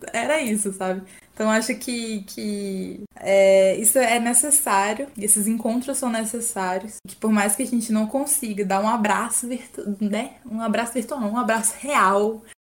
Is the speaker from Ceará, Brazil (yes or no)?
no; Piauí, Brazil; eu sou piauiense